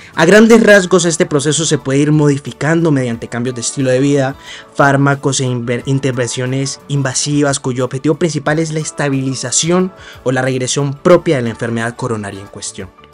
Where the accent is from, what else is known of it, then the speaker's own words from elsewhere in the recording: Medellín, Antioquia, Colombia; moved away; also born or lived in Cali; Nací en Medellín, pero mi estudio de pregrado lo hice en Cali, en la Universidad Libre